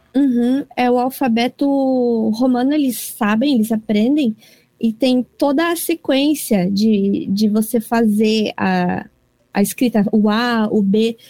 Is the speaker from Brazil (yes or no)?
no; Toyota, Aichi, Japan; eu nasci e cresci também na cidade de Toyota.